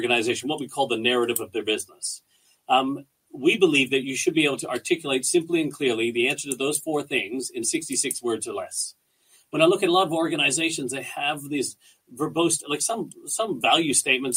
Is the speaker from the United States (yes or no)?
no; Canada; moved away as an adult; now in Australia; We're Canadian people. We're really proud Canadians